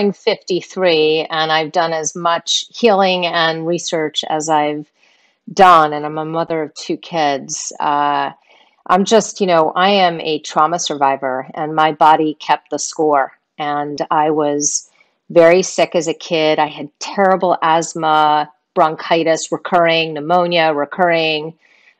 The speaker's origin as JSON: {"language": "English", "region": "suburbs outside New York City", "country": "United States", "tie": "born or raised there", "said": "I was born outside of New York City, and for the most part, that's, you know, that's where I was raised. Yeah, in the suburbs"}